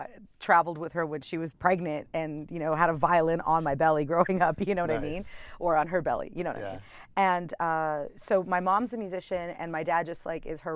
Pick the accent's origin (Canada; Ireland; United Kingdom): Canada; Toronto, Ontario; moved away as an adult; in Toronto, because that's my hometown